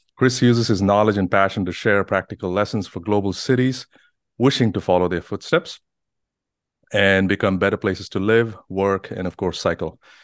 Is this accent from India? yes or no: yes; Bangalore, Karnataka, India; now in United States; coming from India, there's there's all sorts of challenges growing up. And, you know, I come from a big city as Bangalore